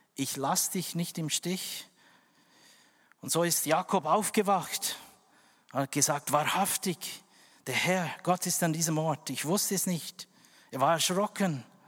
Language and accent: German; West Papua, Indonesia; German is a second language; now in Switzerland; dort, wo ich geboren bin, West Papua